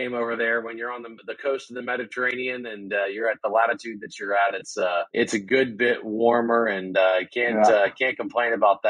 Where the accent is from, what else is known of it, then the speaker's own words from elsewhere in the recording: South Louisiana, United States; now in College Station, United States; I am from South Louisiana, so I do come home to the mothership.